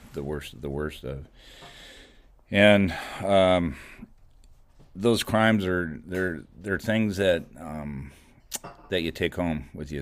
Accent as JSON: {"language": "English", "town": "Goleta", "region": "California", "country": "United States", "tie": "born or raised there", "said": "I grew up here. I grew up in Goleta. I went to Dos Pueblos High School"}